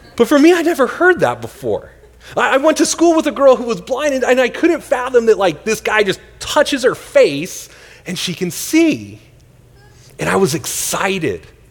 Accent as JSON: {"language": "English", "region": "Northern California", "country": "United States", "tie": "born or raised there", "moved": "yes", "lives_now": "Tempe, United States", "said": "I grew up in Northern California"}